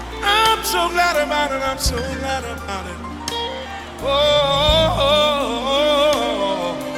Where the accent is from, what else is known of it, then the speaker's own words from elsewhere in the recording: Detroit, Michigan, United States; I grew up on the Parkside Projects